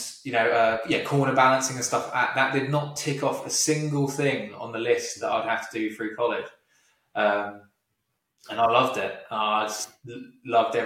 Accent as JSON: {"language": "English", "country": "United Kingdom"}